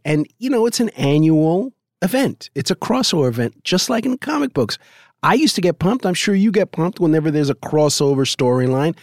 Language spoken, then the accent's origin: English; New York, United States; I could speak Yiddish because I grew up in New York